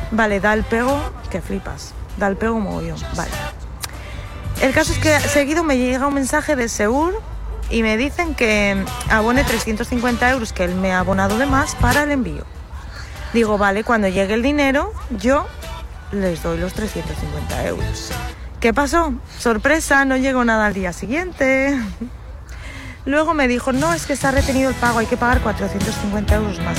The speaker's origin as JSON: {"language": "Spanish", "region": "Asturias", "country": "Spain", "said": "Yo soy de Asturias"}